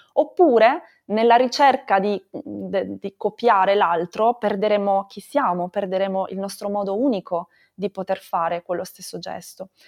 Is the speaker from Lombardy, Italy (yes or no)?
no; Bari, Apulia, Italy; moved away; also born or lived in Brussels / Barcelona; sono originaria di Bari, come dicevi anche tu, però da un po' di anni viaggio, ho vissuto a Bruxelles